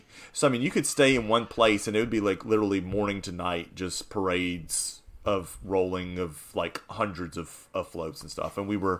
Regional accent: New Orleans, Louisiana, United States; now in North Louisiana, United States; growing up in New Orleans, just kind of parade atmosphere in general.

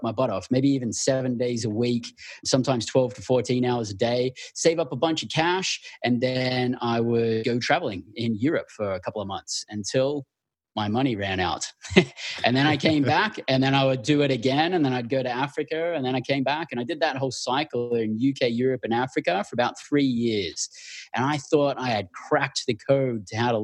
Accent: Australia; also born or lived in Western Australia / Northern Territory; born and raised in Australia

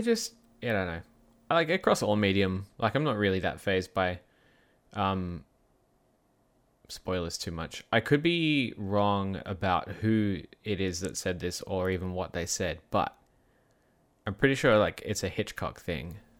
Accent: Perth, Western Australia, Australia; My hometown of Perth

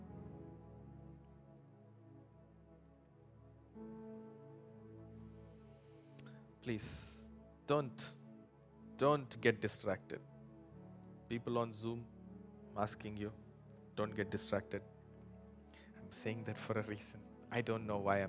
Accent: India; now in United States; I was born premature in India, not in America

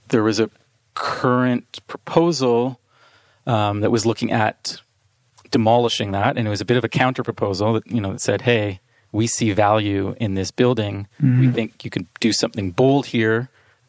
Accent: Toronto, Ontario, Canada; I'm an architect born and raised in Toronto, Ontario

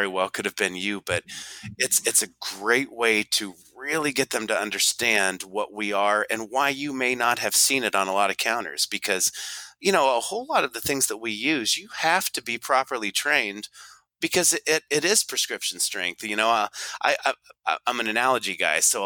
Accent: Des Moines, Iowa, United States; I'm from the Midwest, you know, the junction of 80 and 35.

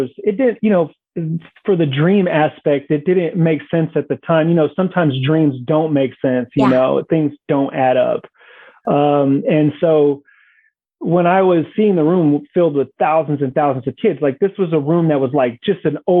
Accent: Bay Area, California, United States; I'm from the Bay Area

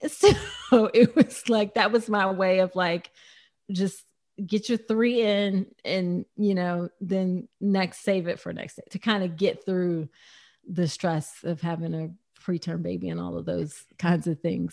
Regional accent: United States; I'm very distinctly American

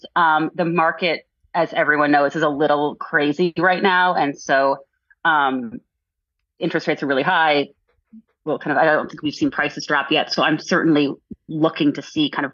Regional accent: East Coast, United States; moved away; I'm originally from the East Coast

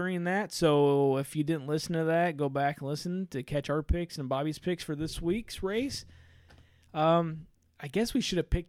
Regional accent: Southern Indiana, United States; We're from Southern Indiana.

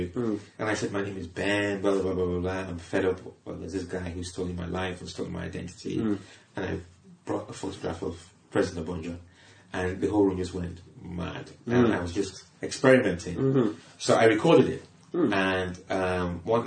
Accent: Liverpool, North West England, United Kingdom; I'm British. I was born in Liverpool

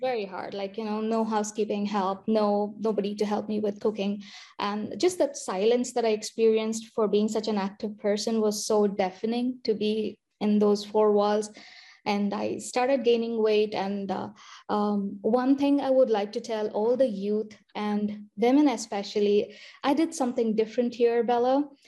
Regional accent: India; moved away as an adult; also born or lived in Michigan / Iowa / Harrisburg, Pennsylvania; now in United States; I went to medical school in India, finished my med school there

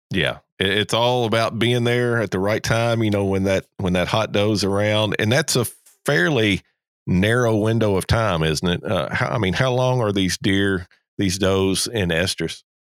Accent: Kentucky, United States; now in Georgia, United States; I'm originally from Kentucky

